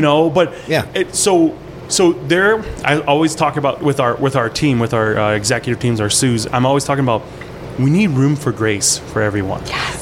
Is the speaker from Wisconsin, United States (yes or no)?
yes; Port Edwards, Wisconsin, United States; English is a second language; also born or lived in Ban Vinai refugee camp, Thailand; I'm a Wisconsin boy. I grew up in Wisconsin.